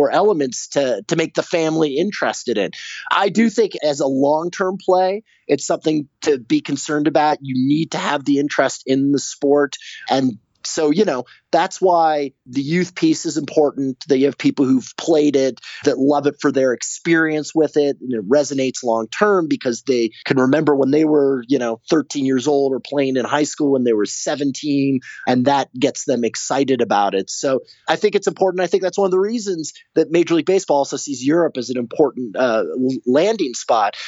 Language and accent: English; Los Angeles, California, United States; I grew up in Los Angeles